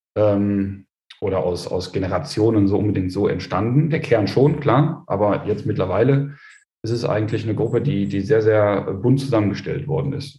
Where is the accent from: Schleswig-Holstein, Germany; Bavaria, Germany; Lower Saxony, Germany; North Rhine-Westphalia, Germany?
North Rhine-Westphalia, Germany; Osterath; also born or lived in Krefeld; bei uns in Osterrad